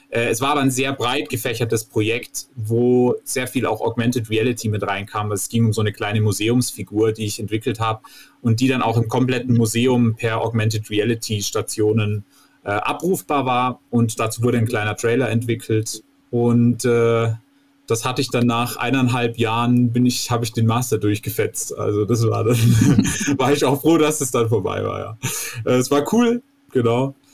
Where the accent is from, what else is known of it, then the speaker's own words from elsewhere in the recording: Vorarlberg, Austria; Ich komme äh, ursprünglich aus äh, Oberstdorf beziehungsweise aus dem kleinen Walsertal. Also ich bin auch Österreicher. Man hört es eigentlich nicht, weil ich aus dem Touristenort komme.